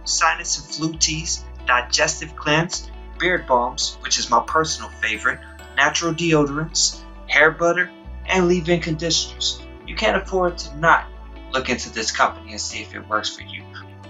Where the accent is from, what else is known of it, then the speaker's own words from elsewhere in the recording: near a town in Texas, United States; I grew up near this town in question, Mark, Texas, and even followed the football star career.